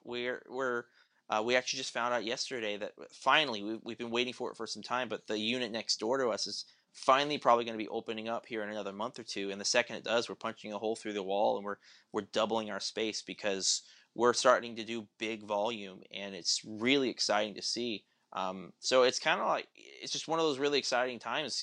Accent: Tulsa, Oklahoma, United States; also born or lived in St. Louis; I moved back to Tulsa, where I'm at now. I grew up in Tulsa

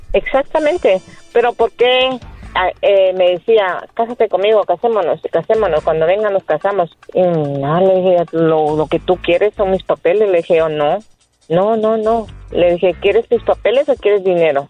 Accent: Guatemala; moved away; yo tenía 33 años que no regresaba a mi tierra

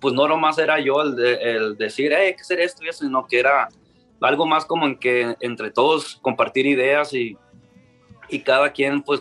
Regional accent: Ciudad Obregón, Sonora, Mexico; yo también soy de, yo soy de Ciudad Obregón

